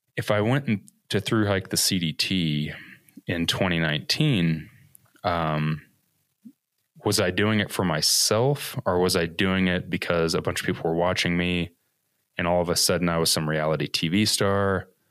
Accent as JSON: {"language": "English", "town": "Evansville", "region": "Indiana", "country": "United States", "tie": "born or raised there", "said": "originally, I am from Evansville, Indiana, which is like the second largest, I guess, metropolitan city in Indiana, which isn't saying much. Um, so born and raised in the Midwest my whole life"}